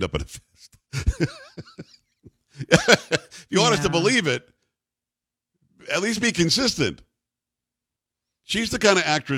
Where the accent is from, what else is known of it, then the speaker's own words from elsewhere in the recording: New York City, New York, United States; I'm from Metro New York